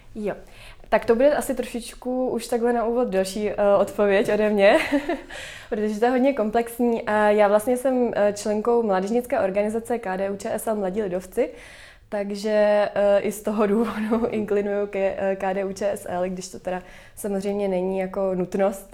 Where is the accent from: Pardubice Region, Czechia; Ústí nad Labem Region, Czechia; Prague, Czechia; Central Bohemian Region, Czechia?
Prague, Czechia; já jsem z Prahy